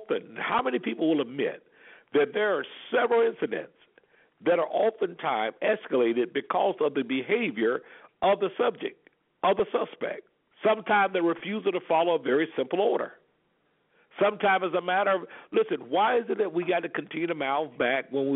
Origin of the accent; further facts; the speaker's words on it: Alabama, United States; I grew up in Alabama in the Deep South.